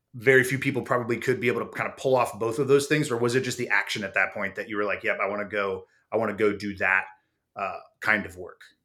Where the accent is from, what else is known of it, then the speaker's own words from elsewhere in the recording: San Diego, California, United States; I grew up in San Diego